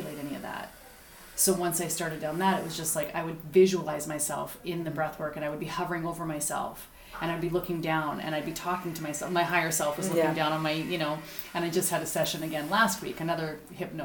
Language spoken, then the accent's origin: English; Calgary, Alberta, Canada; I'm from Calgary.